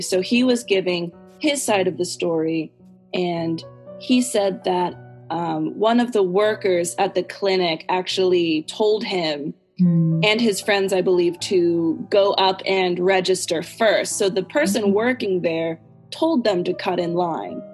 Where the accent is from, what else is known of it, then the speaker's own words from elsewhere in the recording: United States; accent: American English; I'm American. American, I use American English.